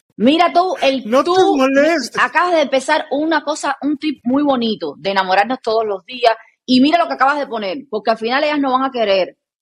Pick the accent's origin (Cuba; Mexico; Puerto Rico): Cuba; en mi país a las personas no les gusta decir el nombre con el apellido